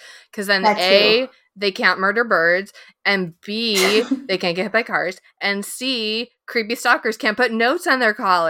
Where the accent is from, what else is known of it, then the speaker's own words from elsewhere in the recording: Illinois, United States; Yeah, I mean, I'm from Illinois